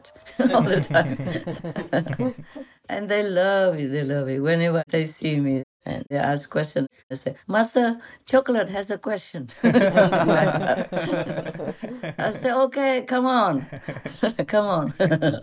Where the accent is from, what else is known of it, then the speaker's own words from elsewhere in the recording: Vietnam; moved away; from Vietnam, born in 19 so-and-so, in such and such province or city